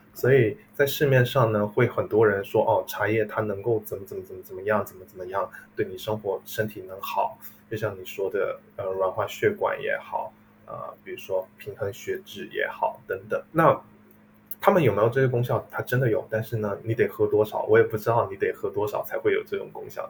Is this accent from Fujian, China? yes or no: yes; Fujian, China; moved away as an adult; now in United States; 英国的茶都是来自于福建